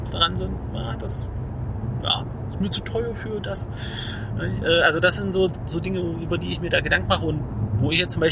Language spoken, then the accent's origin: German; Germany; aber so im, Ganzen gucken wir als Deutsche schon sehr genau, was kostet mein Essen